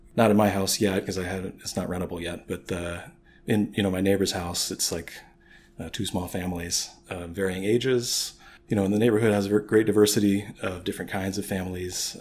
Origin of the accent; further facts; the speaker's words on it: St. Louis, Missouri, United States; now in Chicago, United States; I'm from St. Louis